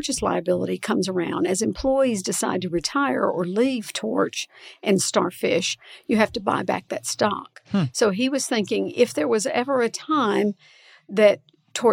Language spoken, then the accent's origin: English; Central Alabama, United States; now in Huntsville, United States; I grew up in Central Alabama